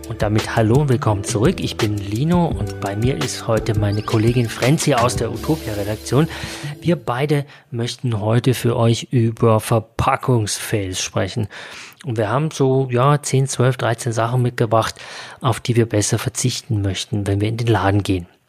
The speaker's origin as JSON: {"language": "German", "region": "Bavaria", "country": "Germany", "said": "hier bei uns in Bayern"}